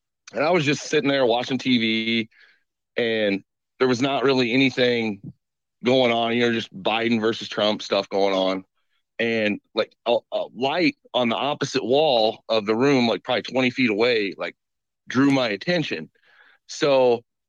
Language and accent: English; Woodson, Illinois, United States; I grew up in Woodson